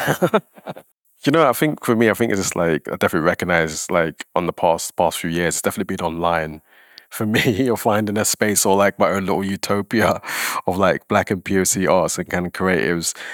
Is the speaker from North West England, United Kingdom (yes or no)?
no; London, United Kingdom; now in Scotland, United Kingdom; I'm from London. I see amazing things happening there, but I'm passionate about Scotland, where I live